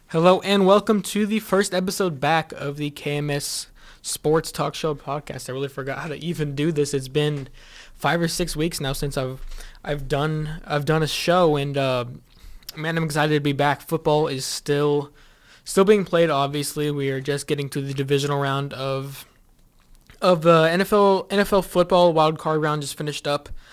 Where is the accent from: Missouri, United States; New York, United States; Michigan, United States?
Missouri, United States; Kansas City; I'm from Kansas City